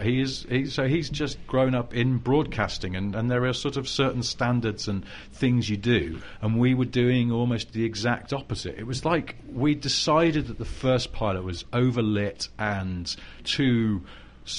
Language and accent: English; England, United Kingdom; I'm English